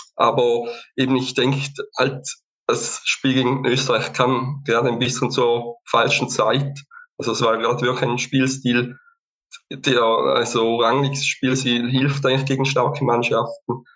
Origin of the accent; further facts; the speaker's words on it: Lake Constance region, Eastern Switzerland, Switzerland; ich komme auch aus der Schweiz, bin ebenfalls äh, Unterstützer des FC St. Gallen, äh, komme auch aus der Ostschweiz, Bodenseeregion